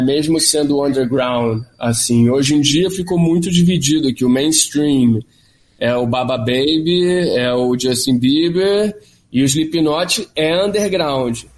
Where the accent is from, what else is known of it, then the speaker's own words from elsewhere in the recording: Rio de Janeiro, Brazil; eu venho ali do Jardim Botânico